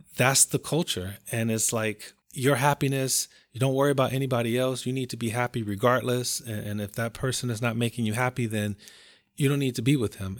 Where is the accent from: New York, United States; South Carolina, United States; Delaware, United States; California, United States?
California, United States; Compton; I'm from Compton, California